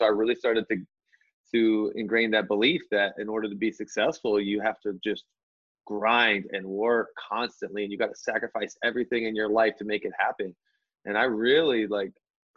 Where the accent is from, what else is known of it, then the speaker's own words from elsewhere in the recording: Anchorage, Alaska, United States; moved away; also born or lived in Las Vegas; Born and raised in Alaska, Anchorage, Alaska